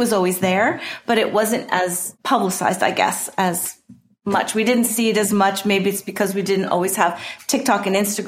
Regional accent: New Jersey, United States; I grew up in New Jersey my whole life

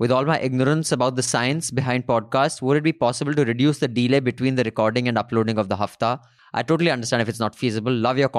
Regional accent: Kerala, India; I'm from Kerala and I think a channel has a lot of potential to grow in my home state.

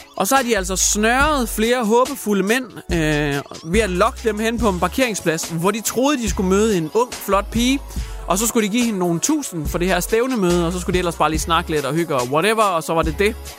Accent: Hjørring, North Denmark Region, Denmark; jeg kommer fra Jøring, men Jøring er mere eller mindre Wuhan part 2 lige pt. Jeg bor i Jøring i Wuhan-distriktet

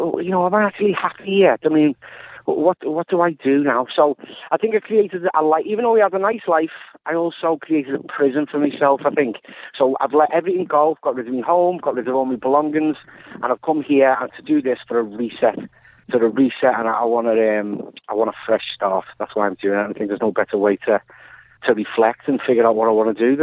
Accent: Liverpool, North West England, United Kingdom; Well, I'm from Liverpool, and the last couple of years, been a lot of innocent lives lost.

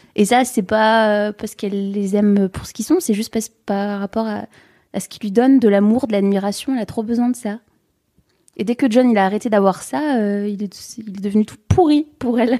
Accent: the North, Hauts-de-France, France; je viens du Nord, moi j'ai pas de frère et sœurs

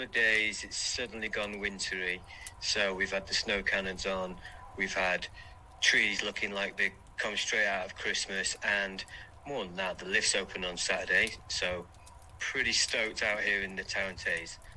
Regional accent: London, United Kingdom; now in Vancouver, Canada; I'm from London, but relocated to Vancouver.

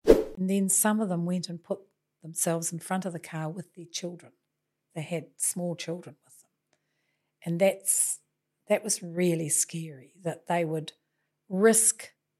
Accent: Napier, Hawke's Bay, New Zealand; So then I spent the rest of my time growing up in Napier, in Taradale, and really had a very good childhood.

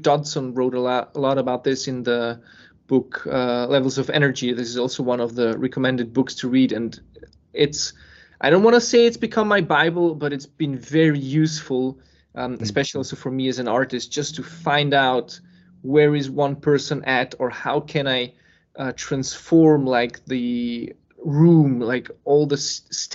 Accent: Serbia; moved away; also born or lived in Switzerland; born in Serbia and then I was living in Switzerland

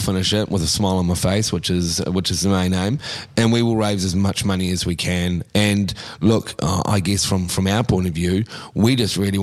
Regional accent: Christchurch, Canterbury, New Zealand; obviously I was born there, went to school there, love the place. It's my hometown.

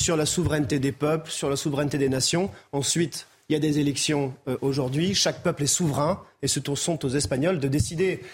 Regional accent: Lyon, Auvergne-Rhône-Alpes, France; en tant que lyonnais

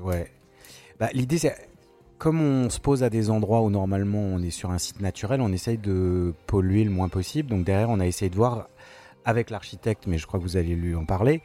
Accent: Paris, Île-de-France, France; je suis parisien

